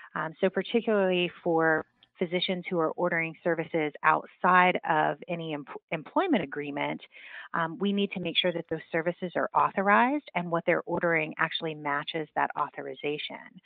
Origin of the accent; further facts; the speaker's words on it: West Virginia, United States; moved away as an adult; I was born and raised in West Virginia